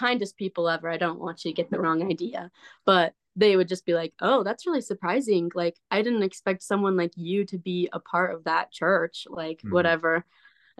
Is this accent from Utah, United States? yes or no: yes; Southern Utah, United States; moved away as an adult; also born or lived in Idaho; I'm from Southern Utah